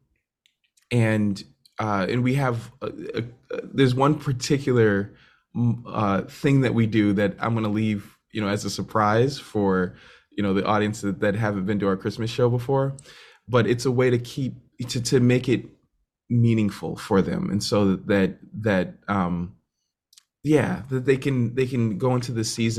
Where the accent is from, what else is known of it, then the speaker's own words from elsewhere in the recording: Randolph, Massachusetts, United States; I am from just outside of Boston, Massachusetts, in a town called Randolph, Massachusetts